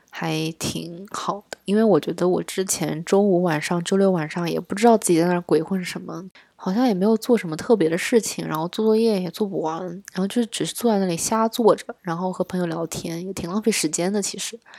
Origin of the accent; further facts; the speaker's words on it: southern China, China; 我在南方长大的嘛